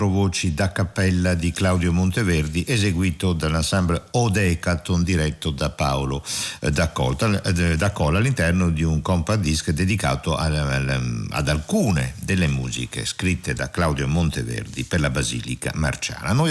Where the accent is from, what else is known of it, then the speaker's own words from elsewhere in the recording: Venice, Veneto, Italy; io sono veneziano, ma non lo dico da veneziano